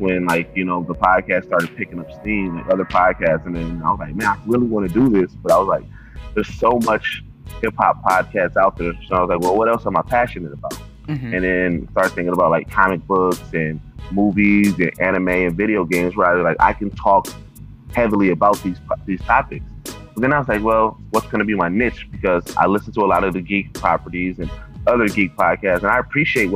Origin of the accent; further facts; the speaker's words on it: Milwaukee, Wisconsin, United States; I am from Milwaukee, Wisconsin